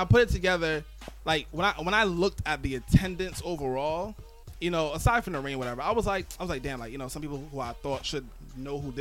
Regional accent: New York City, New York, United States; also born or lived in Uptown Manhattan; I'm from Brooklyn and I live uptown

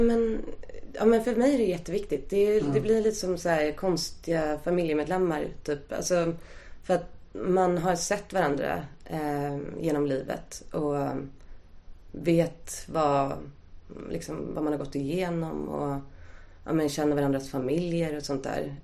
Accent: Stockholm, Stockholm County, Sweden; Jag är uppvuxen på Östermalm

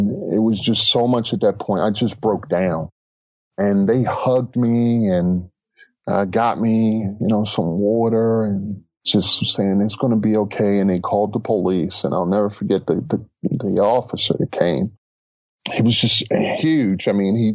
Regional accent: Baltimore, Maryland, United States; I grew up in West Baltimore

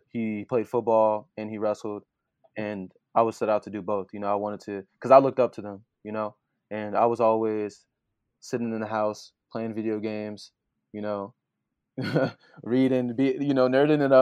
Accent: Joliet, Illinois, United States; now in Hannibal Park, United States; I'm from Joliet, but now I live in Hannibal Park

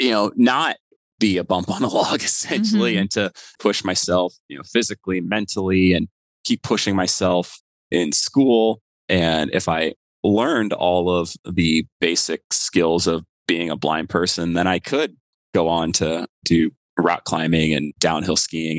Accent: Florida, United States; moved away as an adult; I grew up in Florida

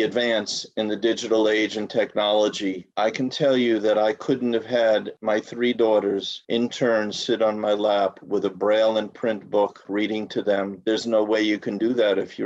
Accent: New York City, New York, United States; my earliest childhood growing up in Brooklyn

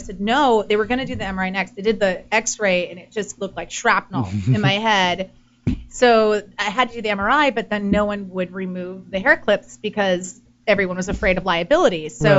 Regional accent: Washington, United States; now in Los Angeles, United States; Washington State.

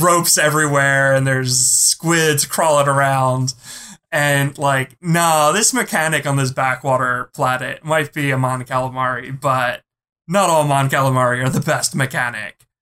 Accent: Philadelphia, Pennsylvania, United States; I'm from Philly.

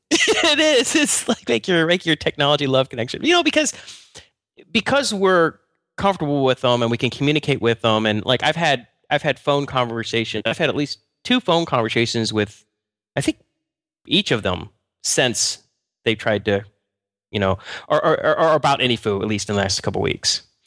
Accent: United States; I'm just American

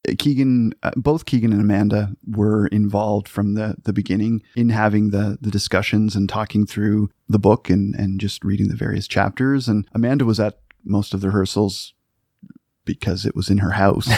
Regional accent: Cape Breton Island, Nova Scotia, Canada; moved away; I'm, I'm from Cape Breton Island

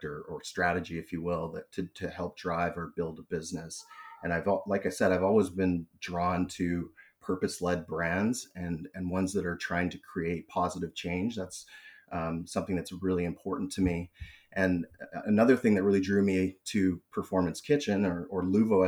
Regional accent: British Columbia, Canada; also born or lived in Toronto, Ontario; I was born in Toronto, but I've been currently now situated in Vancouver, BC, and I've been in British Columbia most of my life

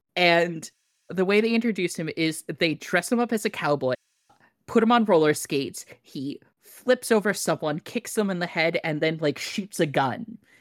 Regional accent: Hawaii, United States; I was born in Hawaii

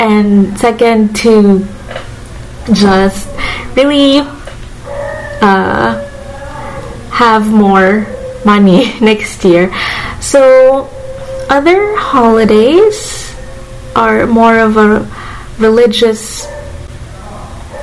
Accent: Manila, Metro Manila, Philippines; I grew up in Manila

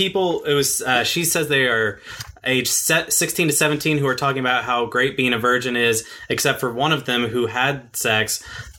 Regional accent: Texas, United States; we're all from Texas

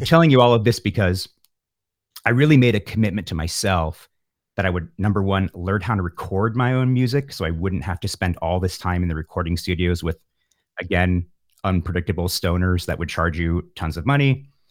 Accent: San Francisco, California, United States; also born or lived in Pacifica, California; I grew up in the San Francisco Bay Area

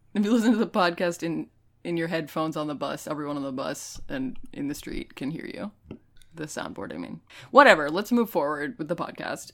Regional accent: United States; I am not Canadian. I'm, I'm American

